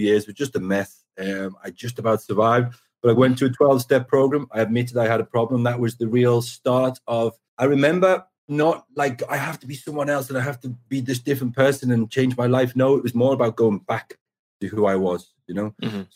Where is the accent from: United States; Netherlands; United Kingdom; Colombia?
United Kingdom; Liverpool, North West England; also born or lived in Formby; I'm from Liverpool. I grew up just outside of Liverpool, like 30 miles down the road in a place called Formby